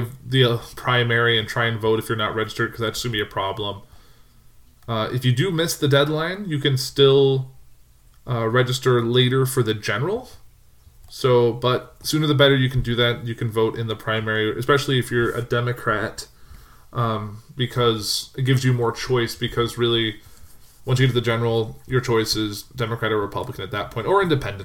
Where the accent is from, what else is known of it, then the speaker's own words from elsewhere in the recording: Illinois, United States; I'm from Illinois